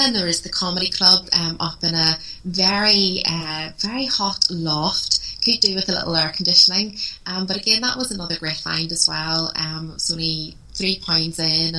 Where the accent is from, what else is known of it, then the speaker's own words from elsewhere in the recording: Belfast, Northern Ireland, United Kingdom; Belfast is my hometown